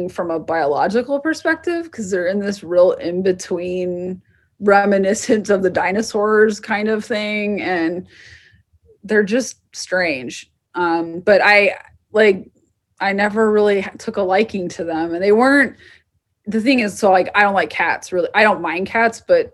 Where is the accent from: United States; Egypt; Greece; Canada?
United States; Southwest; I'm from the Southwest